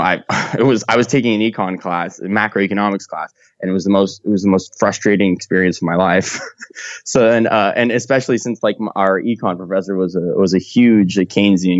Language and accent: English; California, United States; I'm from California